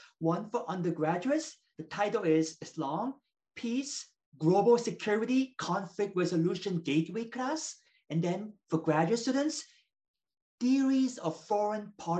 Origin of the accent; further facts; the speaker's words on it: Saint Petersburg, Russia; moved away as an adult; That is correct. Yes. My parents are missionaries. So I grew up in Russia since 1994, age 7, and lived there for 11 years.